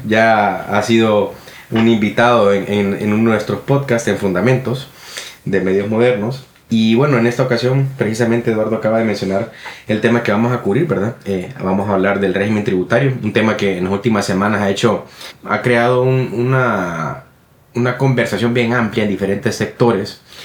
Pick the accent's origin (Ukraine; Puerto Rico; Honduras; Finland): Honduras; en nuestro país, en Honduras